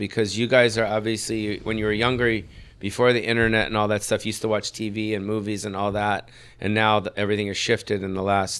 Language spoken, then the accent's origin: English; West Hollywood, California, United States; I grew up on Sunset Strip.